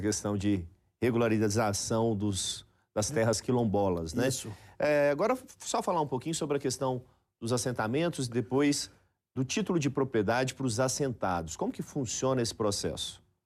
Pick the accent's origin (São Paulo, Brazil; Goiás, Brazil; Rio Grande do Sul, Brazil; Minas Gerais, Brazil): Goiás, Brazil; eu que sou goiano